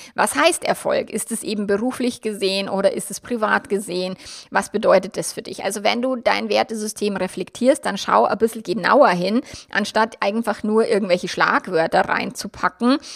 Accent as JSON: {"language": "German", "region": "Bavaria", "country": "Germany", "tie": "born or raised there", "said": "mein Mann und ich, wir sind jetzt beide in Bayern aufgewachsen"}